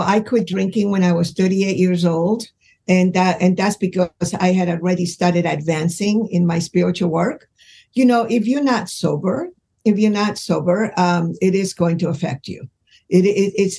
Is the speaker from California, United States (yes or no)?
yes; Los Angeles, California, United States; I grew up in Los Angeles